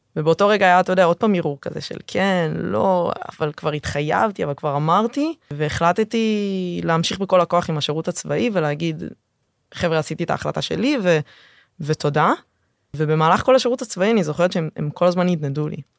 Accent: Tel Aviv, Tel Aviv District, Israel; מהשכונה שבה גדלתי. הגעתי מרמת אביב

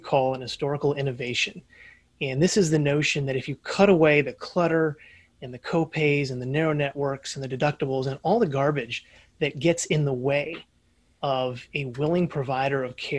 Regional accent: Indianapolis, Indiana, United States; Born and raised in Indianapolis, Indiana.

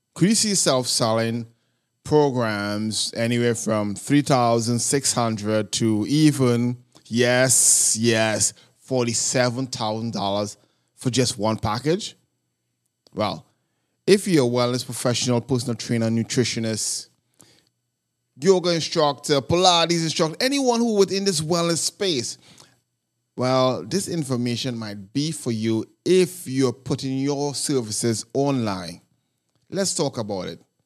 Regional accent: New York City, New York, United States; I am from New York City

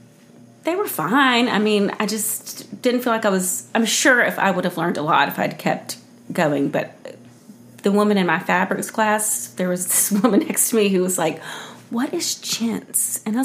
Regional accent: Columbus, Georgia, United States; moved away as an adult; also born or lived in Spain / Charlotte / New York City; So I'm from Columbus, where Jennifer's also from.

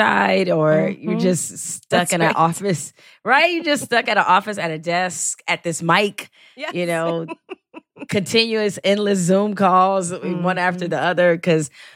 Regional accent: Detroit, Michigan, United States; I am from Detroit. Or as I like to tell people, I'm from the real hood, not the rap hood.

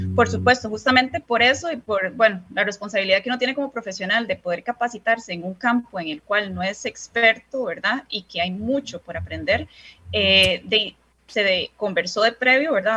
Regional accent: San José, Costa Rica; soy costarricense, primeramente, ¿verdad? Y nací en el Hospital México

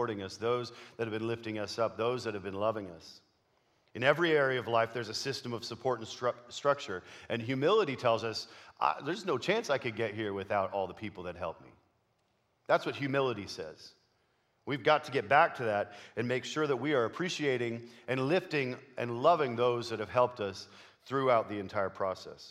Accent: Canada; moved away; I grew up in Canada

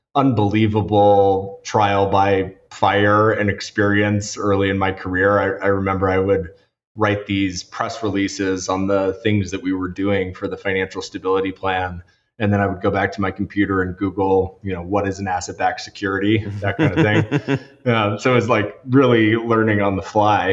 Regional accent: Washington, District of Columbia, United States; I grew up in Washington, D.C.

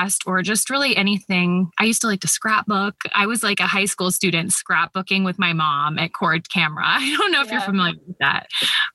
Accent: Columbus, Ohio, United States; I grew up in Columbus, Ohio, and I'm still here

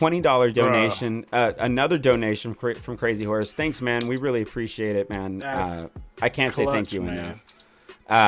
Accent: Houston, Texas, United States; I grew up in Houston

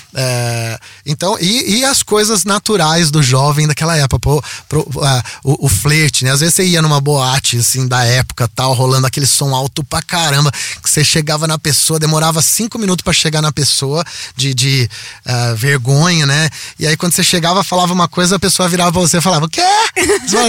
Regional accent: Piracicaba, São Paulo, Brazil; eu nasci em São Paulo e, e com um ano eu fui para Piracicaba

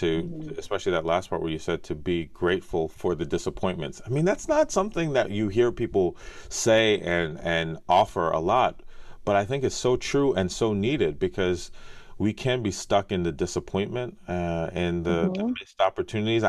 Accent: United States; I was born in the States

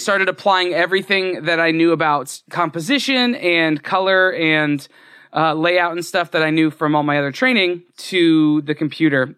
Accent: Florida, United States; I grew up in Florida, so D- Disney was an hour and a half away

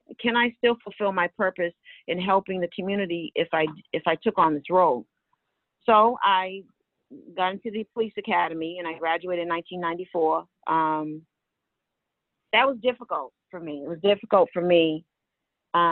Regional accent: Boston, Massachusetts, United States; I grew up in Mattapan

